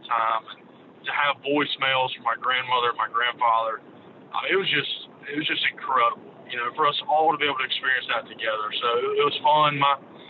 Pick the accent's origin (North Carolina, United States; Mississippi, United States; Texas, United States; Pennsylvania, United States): Mississippi, United States; Jackson; I grew up in Jackson, and my dad and mom went to Ole Miss.